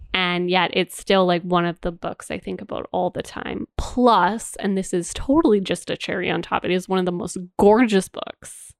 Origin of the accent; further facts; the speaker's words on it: Canada; we are Canadian